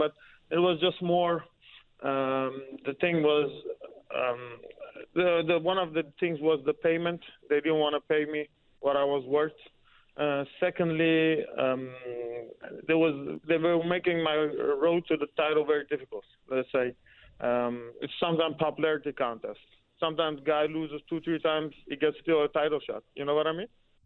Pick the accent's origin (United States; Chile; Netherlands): Netherlands; English is a second language; also born or lived in Iran; From age of 8, we moved to Holland from Iran. And life was okay, normal. Just grew up with my family.